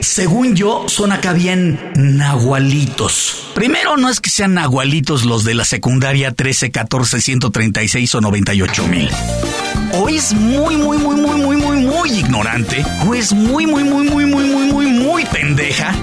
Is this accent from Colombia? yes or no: no; Mexico